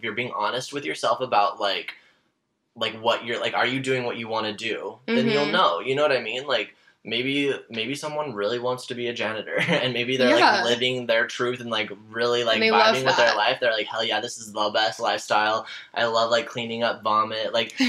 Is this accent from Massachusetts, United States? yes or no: no; Utah, United States; now in Los Angeles, United States; Moving out to LA, that happened 4 years ago almost, which is wild to me because that went by so fast. But I moved from Utah originally, and I used to, like, be super religious and LDS